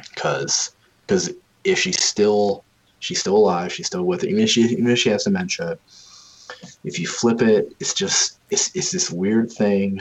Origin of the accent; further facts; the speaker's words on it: Western New York, United States; I grew up in western new york